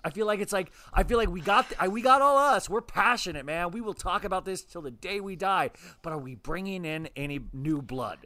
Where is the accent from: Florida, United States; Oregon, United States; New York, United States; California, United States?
California, United States; I'm from California